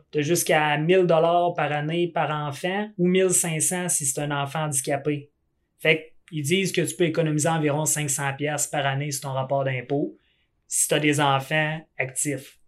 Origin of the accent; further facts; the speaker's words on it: Quebec, Canada; je suis du Québec